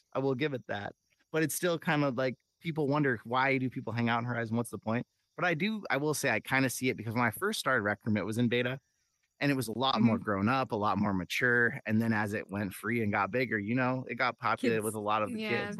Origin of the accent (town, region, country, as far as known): California, United States; born or raised there